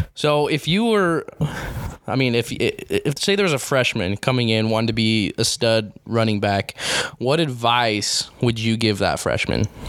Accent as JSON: {"language": "English", "town": "Grantsville", "region": "Utah", "country": "United States", "lives_now": "St. George, United States", "said": "I'm from a fairly small town. I wouldn't say like I uh, like a very country, but I'm from Grantsville, Utah, and I was around a lot of stuff like that."}